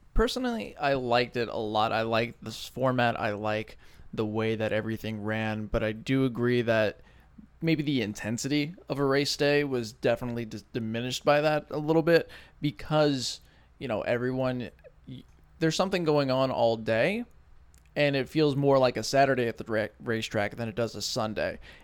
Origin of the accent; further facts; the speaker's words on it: New York City, New York, United States; I was born in Brooklyn